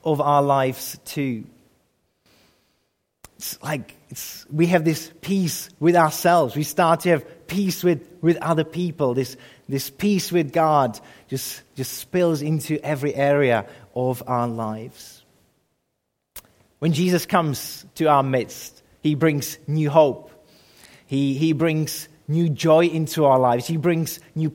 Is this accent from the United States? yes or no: no; Czechia; moved away; I grew up in the Czech Republic